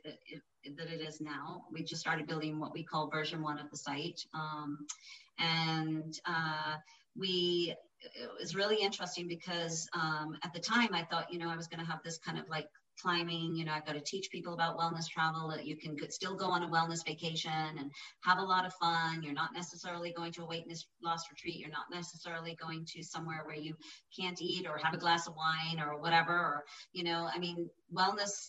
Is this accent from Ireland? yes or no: yes; Ireland; moved away as an adult; now in United States; I'm from Ireland, raised over there